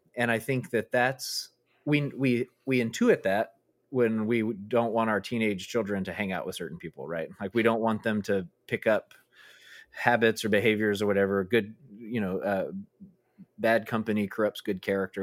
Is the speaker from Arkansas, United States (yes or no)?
yes; Arkansas, United States; I grew up in Arkansas, I moved from South Arkansas to North Arkansas, Northwest